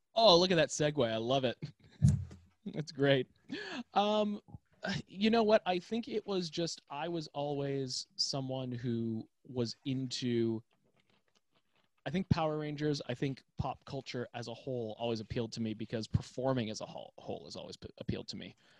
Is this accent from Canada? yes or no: yes; Toronto, Ontario, Canada; moved away; I'm from Toronto, Canada